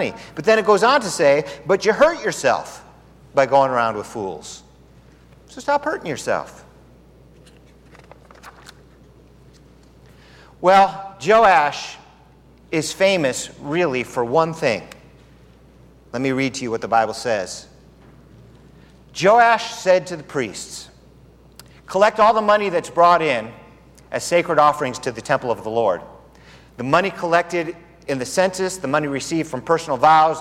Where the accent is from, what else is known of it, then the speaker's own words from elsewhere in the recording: Southern California, United States; now in Tucson, United States; I'm from Southern California where you can taste the air. We've got good air here